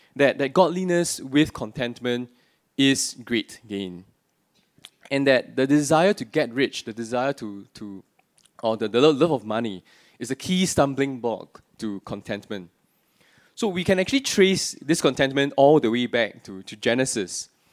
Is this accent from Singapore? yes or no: yes; Singapore; I'm born and bred in Singapore, except for the few years I was working and studying overseas